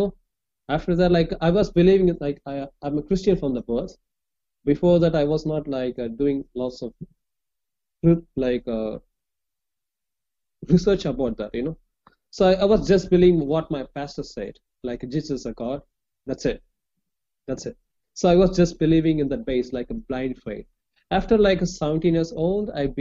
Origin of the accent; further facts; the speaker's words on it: Chennai, Tamil Nadu, India; English is a second language; I'm from India, southern part of India